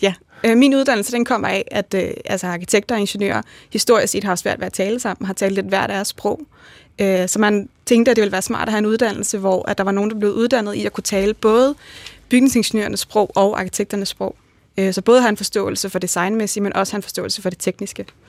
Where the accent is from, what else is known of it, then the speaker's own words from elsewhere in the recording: Bagsværd, Capital Region of Denmark, Denmark; kommer jeg oprindeligt fra Bagsvær